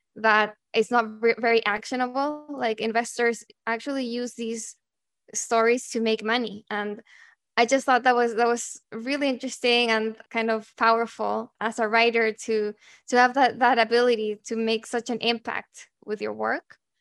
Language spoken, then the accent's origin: English; Santiago, Santiago Metropolitan Region, Chile; moved away as an adult; I'm originally from Santiago, Chile, and that's where I went to university.